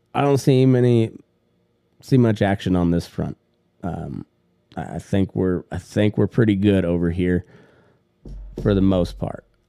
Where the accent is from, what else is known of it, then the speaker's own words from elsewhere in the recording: United States; I was born here in the United States of America